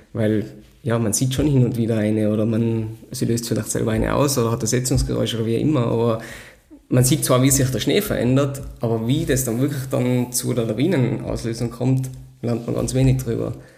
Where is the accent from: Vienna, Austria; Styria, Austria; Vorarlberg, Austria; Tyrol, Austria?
Tyrol, Austria; Sellraintal; geboren, aufgewachsen und veredelt im Sellrental